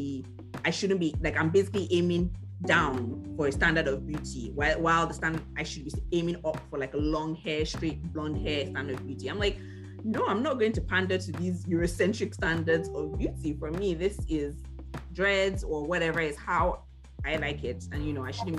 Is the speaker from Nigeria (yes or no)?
yes; Nigeria; moved away; as a Nigerian